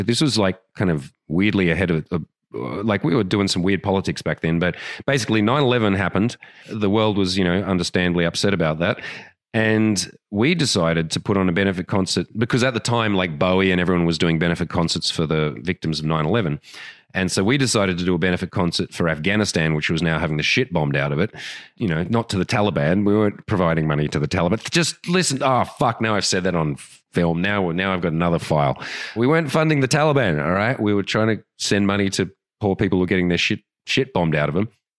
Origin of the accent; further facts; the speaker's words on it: Australia; accent: Australian; An example of that is my Australian accent. You know what that's worth in Australia? Nothing.